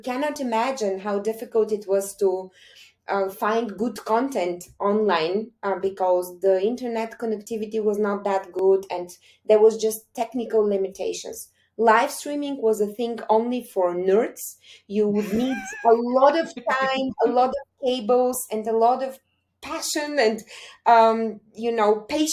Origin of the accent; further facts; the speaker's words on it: Bulgaria; also born or lived in Sofia, Bulgaria / California, United States; now in Munich, Germany; from my home country